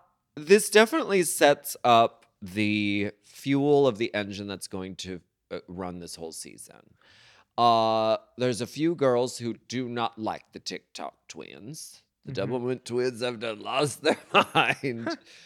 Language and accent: English; Connecticut, United States; It's me. And I'm also from Connecticut.